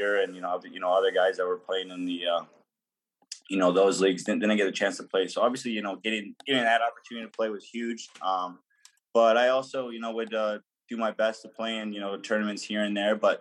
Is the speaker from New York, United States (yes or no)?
yes; Tonawanda, New York, United States; I'm from Tonawanda